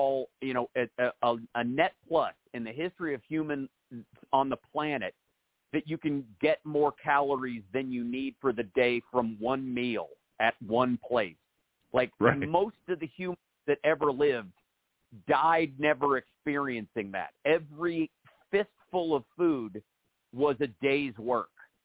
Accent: Kentucky, United States; I grew up in Kentucky.

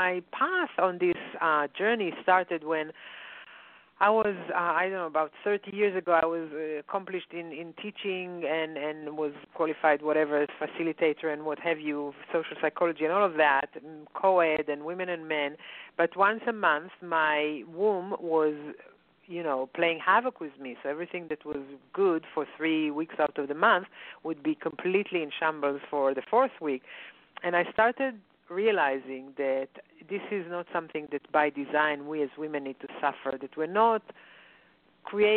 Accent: Israel; moved away; when I grew up in Israel

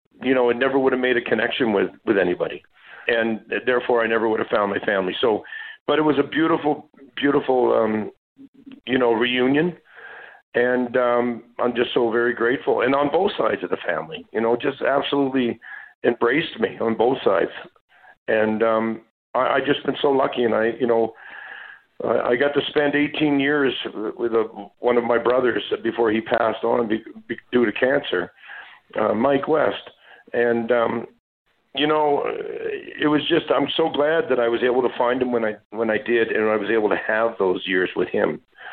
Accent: Saint John, New Brunswick, Canada; born there; And my adopted dad, before his passing, he told me that I was adopted. And that I came upriver from St. John, New Brunswick.

